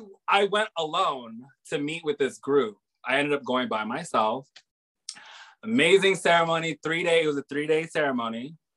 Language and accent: English; Hawaii, United States; So I grew up here in Hawaii, mm-hmm. on another island, in Oahu, because my father was in the military.